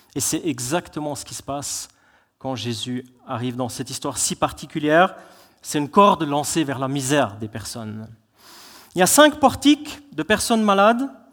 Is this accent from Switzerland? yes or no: yes; Switzerland; on est des Suisses